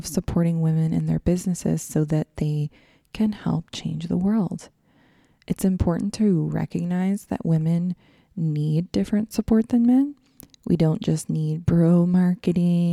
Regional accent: Texas, United States; I grew up in Texas

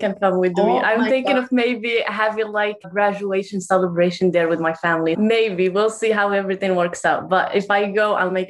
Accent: Morocco; moved away; I was born in Morocco. My mom is Moroccan. We're actually native Moroccan, which I always find so cool and everything because we have like our own like tribal like dialects

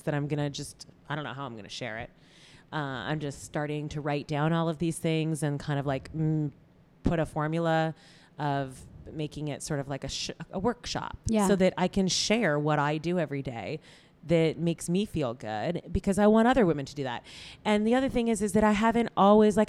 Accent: Toronto, Ontario, Canada; moved away as an adult; now in Los Angeles, United States; I love Toronto. I have mad love for my hometown.

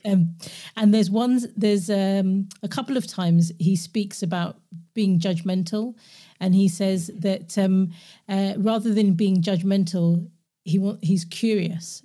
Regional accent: London, United Kingdom; moved away as an adult; also born or lived in Glasgow; born and raised in London, but I grew up in Glasgow 'cause I moved there when I was eighteen

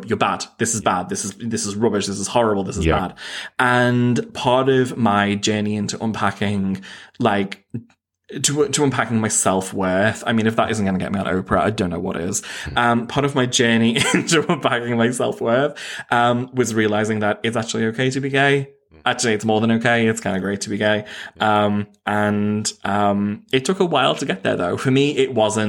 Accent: Knowsley, North West England, United Kingdom; I grew up in Knowsley, which is like the second or most deprived borough in all of the UK

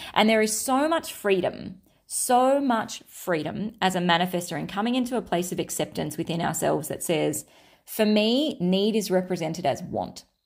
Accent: Australia; I'm Australian, Australian

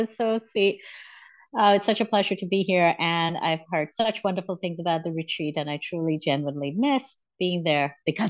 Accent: Abu Dhabi, United Arab Emirates; also born or lived in India; So I was born in India. And when I was about seven, we moved to Abu Dhabi, which is in the United Arab Emirates.

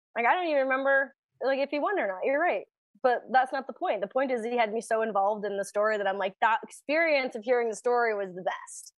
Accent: Canada; we're Canadian

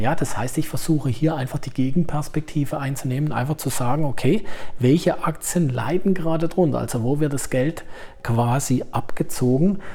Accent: Germany; hier bei uns in Deutschland

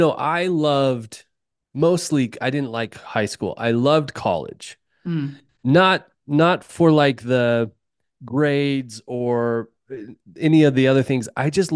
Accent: Utah, United States; You know, there's a lot to tell, but I grew up in Utah, as I talked about, and I grew up with a dad that worked construction, hung drywall.

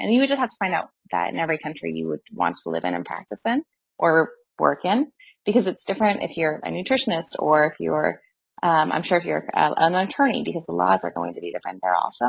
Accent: United States; moved away as an adult; now in Italy; as an American, I did not have to give up my citizenship to be a resident here

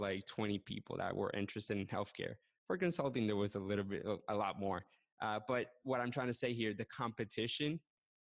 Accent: Puerto Rico; moved away as an adult; now in Orlando, United States; So I'm from Puerto Rico. I lived 21 years on the island

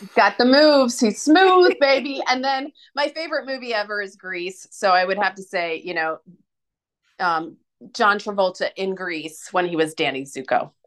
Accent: United States; being an American

